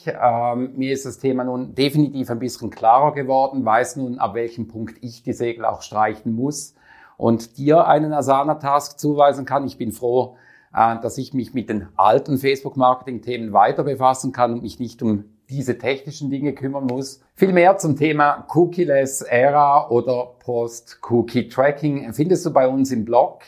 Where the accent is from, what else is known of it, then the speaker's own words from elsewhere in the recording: Switzerland; Bei uns in der Schweiz